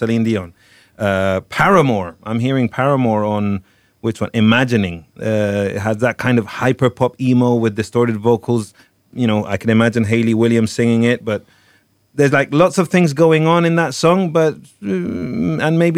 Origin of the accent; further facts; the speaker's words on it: Torremolinos, Andalusia, Spain; now in Barcelona, Spain; I'm from Torremolinos, which boasts one of the first gay disco bar areas in Spain